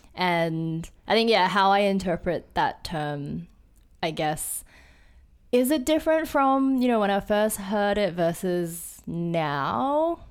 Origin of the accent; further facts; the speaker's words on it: Sydney, New South Wales, Australia; moved away as an adult; now in Hong Kong; I was born in Sydney, um, and then I moved to Hong Kong when I was a little kid, f, I think from two to about ten years old